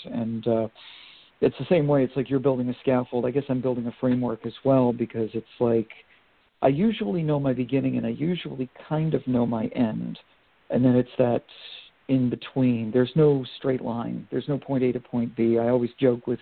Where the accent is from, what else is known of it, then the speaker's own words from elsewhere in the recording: Vermont, United States; also born or lived in Maine; I'm from Vermont originally, and I went to school in Maine